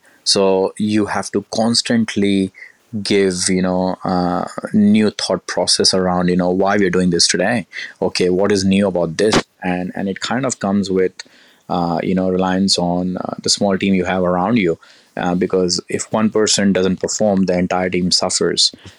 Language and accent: English; Gujarat, India; also born or lived in Delhi / Kanpur; I'm originally from Kanpur, the central part of India, because that's where my roots are from. I was born in Delhi, spent very little time, but I grew up in Gujarat.